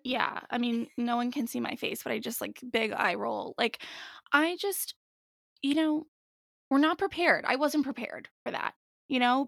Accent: New Jersey, United States; also born or lived in Washington, D.C. / Boston; I'm born and raised here

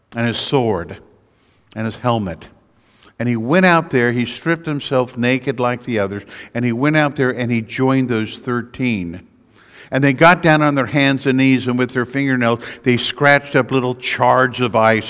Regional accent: United States; also born or lived in Missouri; I'm an American.

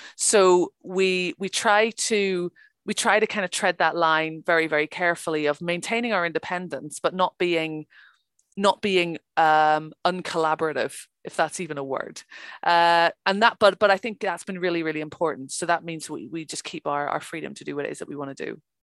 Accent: Ireland; I'm from Ireland

